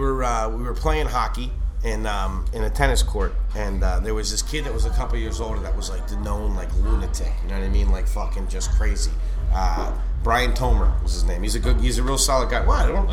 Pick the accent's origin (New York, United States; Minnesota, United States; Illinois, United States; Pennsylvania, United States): Pennsylvania, United States; Wilkes-Barre; also born or lived in suburbs of Philadelphia, Pennsylvania; we moved from where I was born in Wilkes-Barre down to the suburbs of Philly, and it was much more expensive area that we moved into. So when we first moved down there, we couldn't afford to buy, you know, buy a regular house. So we lived in a townhouse community